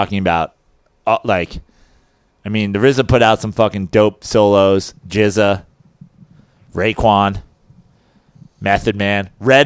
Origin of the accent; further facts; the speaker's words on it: East Coast, United States; I'm from the East Coast